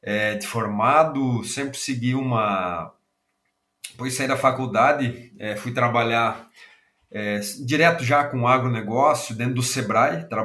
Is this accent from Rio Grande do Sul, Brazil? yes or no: yes; Rio Grande do Sul, Brazil; accent: gaúcho; Sou gaúcho, né? Talvez o sotaque já entrega, né?